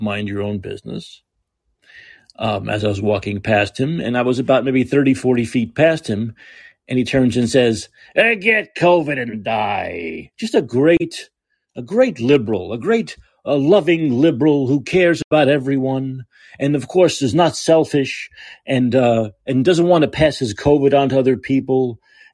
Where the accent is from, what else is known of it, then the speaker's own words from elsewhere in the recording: New York, United States; now in San Francisco, United States; I'm a New Yorker